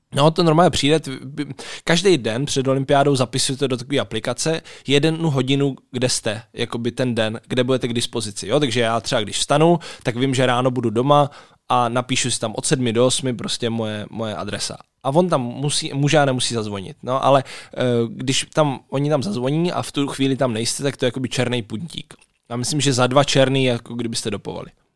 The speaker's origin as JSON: {"language": "Czech", "town": "Brno", "region": "South Moravian Region", "country": "Czechia", "said": "já jsem vlastně z Brna"}